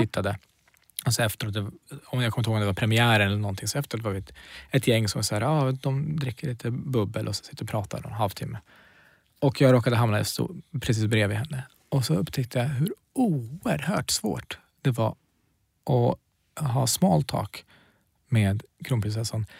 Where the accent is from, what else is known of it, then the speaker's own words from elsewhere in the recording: Knivsta, Uppsala County, Sweden; also born or lived in Kurdistan; antingen säger jag Knivsta eller så säger jag Kurdistan